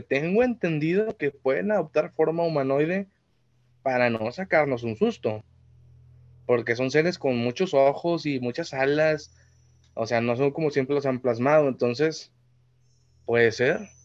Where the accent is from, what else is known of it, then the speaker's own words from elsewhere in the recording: Mexico; Yo soy mexicano